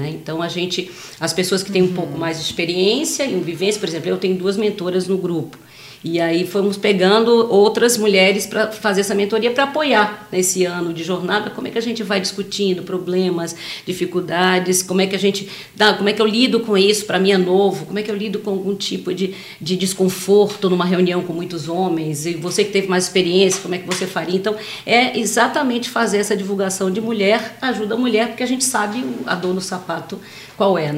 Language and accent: Portuguese; Salvador, Bahia, Brazil; moved away as an adult; Eu sou de Salvador. em 2011 eu vim para cá trabalhar numa petroquímica